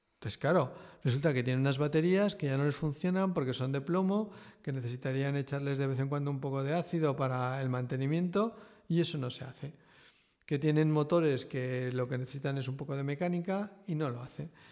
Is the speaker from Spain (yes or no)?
yes; Aragon, Spain; also born or lived in Madrid / Lille; me volví al pueblo